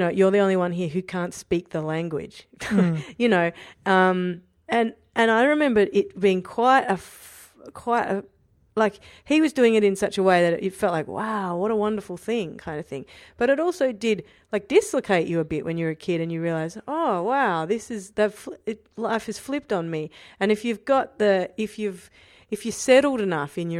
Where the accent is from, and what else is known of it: Australia; accent: Australian; moved away